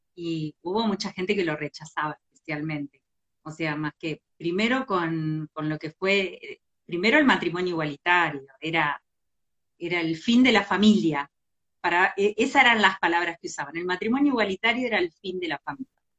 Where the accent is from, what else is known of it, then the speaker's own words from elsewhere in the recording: a small town in Entre Ríos, Argentina; moved away; me crié en un pueblo en Entre Ríos